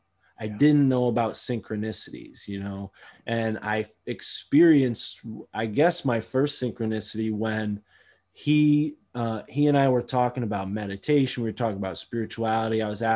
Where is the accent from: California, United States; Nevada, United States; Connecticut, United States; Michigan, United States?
Connecticut, United States; I'm from Connecticut. I grew up there, spent my whole life there.